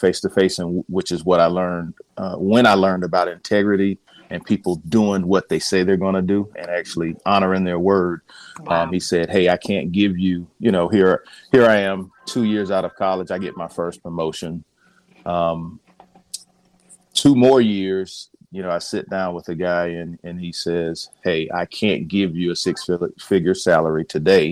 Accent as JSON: {"language": "English", "town": "Columbia", "region": "South Carolina", "country": "United States", "tie": "born or raised there", "said": "I'm a South Carolina native, born and raised in Columbia, South Carolina"}